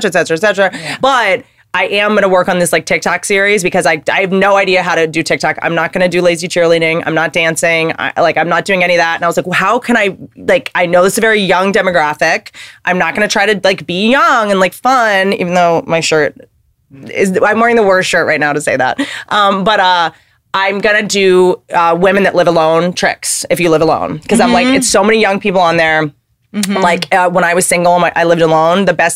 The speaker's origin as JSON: {"language": "English", "region": "the South", "country": "United States", "tie": "born or raised there", "said": "I spent a lot of time growing up in the South"}